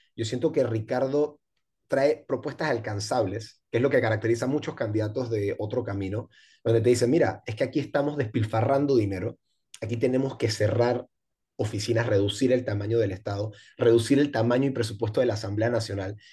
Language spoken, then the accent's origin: Spanish; Panama City, Panama; yo crecí en Pueblo Nuevo